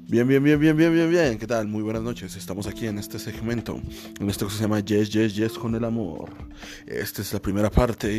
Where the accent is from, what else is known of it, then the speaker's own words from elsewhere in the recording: Mexico City, Mexico; now in Chimalhuacán, Mexico; oriundo de la Ciudad de México, nací en la Ciudad de México, en el barrio de Iztapalapa